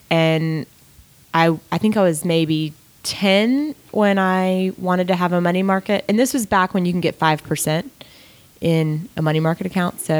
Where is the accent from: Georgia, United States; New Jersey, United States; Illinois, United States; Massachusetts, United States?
Georgia, United States; Gwinnett County; Gwinnett County, Georgia.